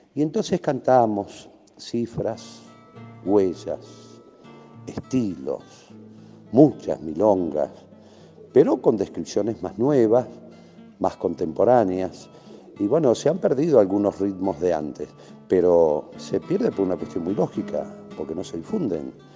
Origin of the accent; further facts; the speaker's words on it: La Pampa, Argentina; en nuestra provincia